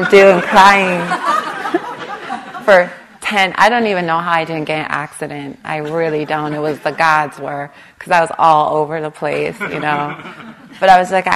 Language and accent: English; Long Beach, California, United States; I grew up on the East Long Beach Compton border.